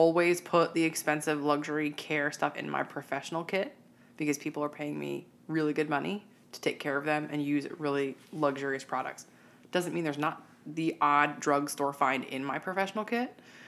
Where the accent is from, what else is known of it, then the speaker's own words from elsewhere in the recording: United States; we in the United States